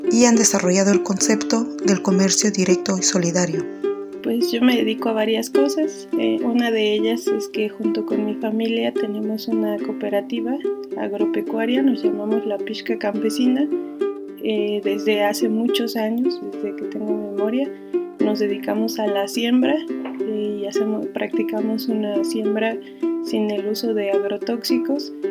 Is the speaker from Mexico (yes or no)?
yes; San Juan Jaltepec, Oaxaca, Mexico; soy zapoteca de la comunidad de San Juan Jaltepec, municipio de Santiago Llaveo.